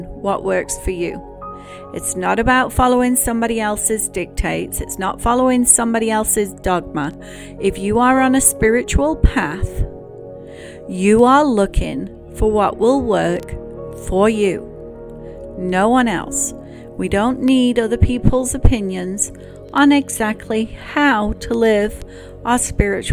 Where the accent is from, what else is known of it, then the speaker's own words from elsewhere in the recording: England, United Kingdom; now in United States; growing up in England